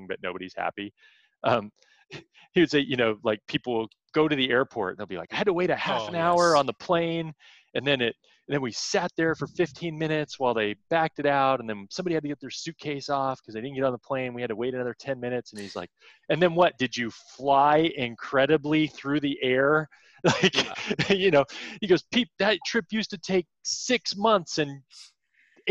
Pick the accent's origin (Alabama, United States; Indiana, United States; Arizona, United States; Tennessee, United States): Arizona, United States; moved away as an adult; now in California, United States; I was born and raised in Arizona. I've only been here 11 years